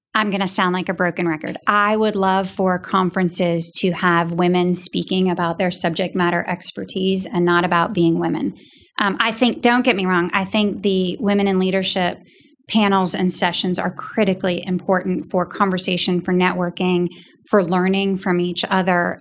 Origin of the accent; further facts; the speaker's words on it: New Hampshire, United States; a little girl growing up in New Hampshire